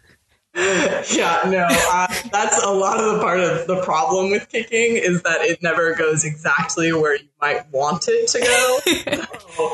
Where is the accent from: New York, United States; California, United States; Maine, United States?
California, United States; Northern; moved away as an adult; now in New Orleans, United States; I'm originally from Northern California